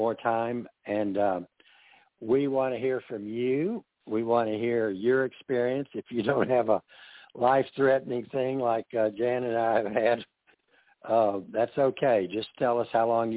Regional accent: the South, United States; being a Southerner

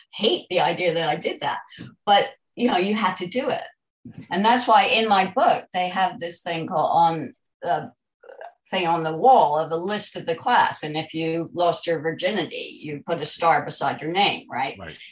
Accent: United States; moved away as an adult; also born or lived in New York; now in London, United Kingdom; I'm an American

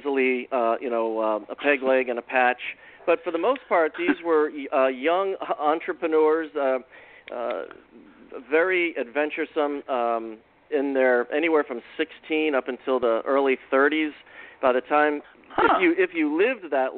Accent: Cape Cod, Massachusetts, United States; I grew up here on the Cape and had always heard stories from my grandmother and her family about the Whydah

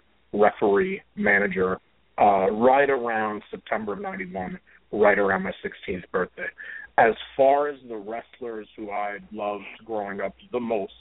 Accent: New York City, New York, United States; I grew up in Brooklyn, New York. That's where I'm talking from tonight

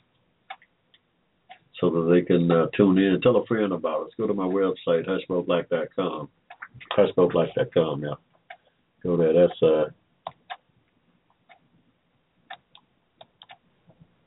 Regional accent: Henry County, Georgia, United States; I was born here in Georgia in 1945

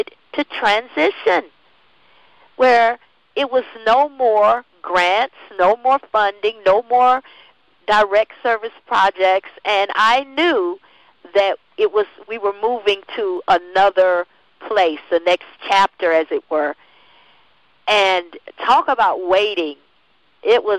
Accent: Florida, United States; I'm in Florida

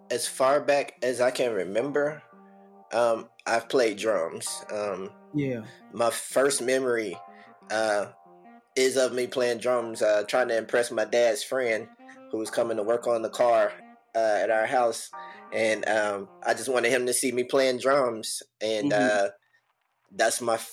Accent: Birmingham, Alabama, United States; I'm from Birmingham, Alabama, born and raised

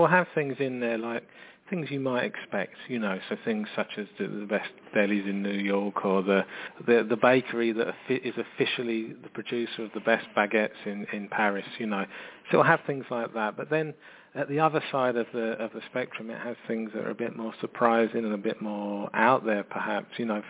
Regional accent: London, United Kingdom; You know, I'm from London

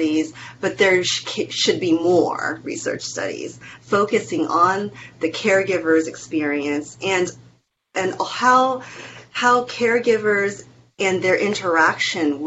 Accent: Taiwan; moved away; the house that I was born in Taiwan

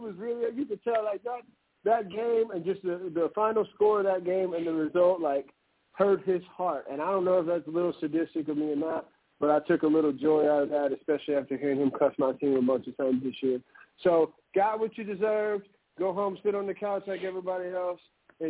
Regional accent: Louisiana, United States; born or raised there

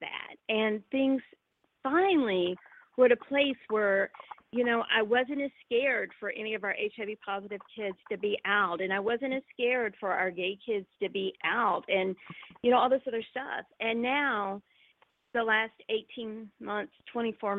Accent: North Florida, United States; I grew up in North Florida, and I'm Southern

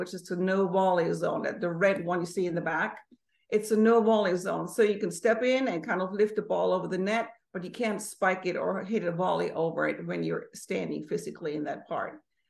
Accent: Germany; moved away; also born or lived in United States; So originally, I was born and raised in Germany. I moved to the States in 1991. Moved back to Europe in 1996 and back to the States in 1998.

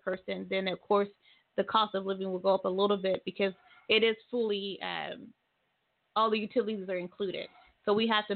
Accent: Tulsa, Oklahoma, United States; moved away as an adult; now in Muskogee, United States; I grew up in Tulsa and I've been in Muskogee for 7 to 8 years

